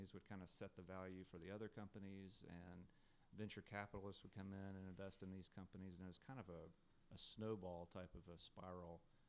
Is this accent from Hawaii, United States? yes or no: no; North Little Rock, Arkansas, United States; moved away; that's my hometown